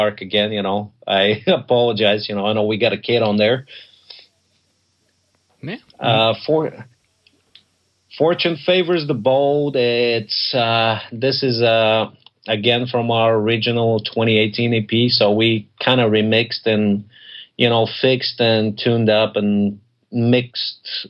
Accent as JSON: {"language": "English", "country": "Bulgaria", "moved": "yes", "said": "I'm originally from Bulgaria"}